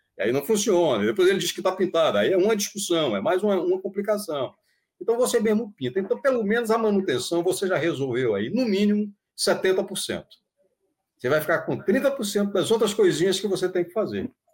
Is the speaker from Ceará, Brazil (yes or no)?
no; Bahia, Brazil; digo que sou baiano naturalizado paulista